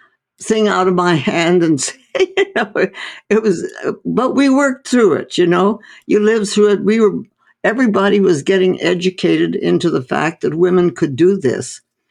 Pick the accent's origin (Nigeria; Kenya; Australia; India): India; No, I was born and raised in India. My parents were medical missionaries in North India.